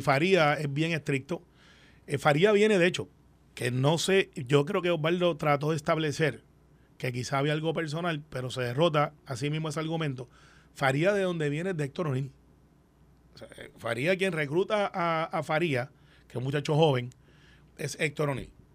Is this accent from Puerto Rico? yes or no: yes; Guaynabo, Puerto Rico; also born or lived in Santurce; yo soy de Guaynabo